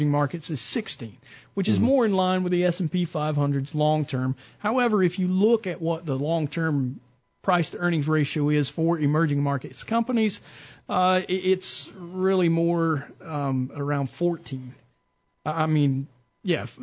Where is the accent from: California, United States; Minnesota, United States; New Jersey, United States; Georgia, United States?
Georgia, United States; Mableton; I grew up in Mableton.